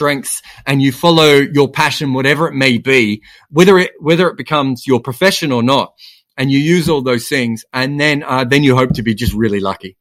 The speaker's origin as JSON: {"language": "English", "country": "Australia", "tie": "born or raised there", "said": "growing up in Australia, you grow up in this incredible sporting place"}